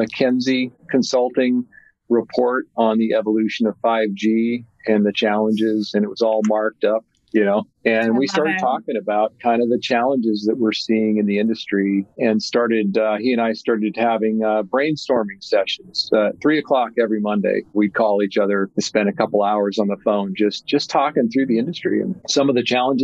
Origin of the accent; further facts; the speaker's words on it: Seattle, Washington, United States; also born or lived in Jacksonville, Florida; I moved back to Seattle, which was my hometown